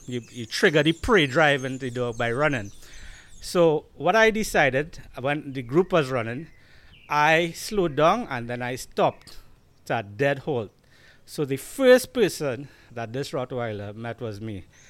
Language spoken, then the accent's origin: English; Diego Martin, Trinidad & Tobago; accent: Trini; I grew up in Diego Martin. We are in Diego Martin right now.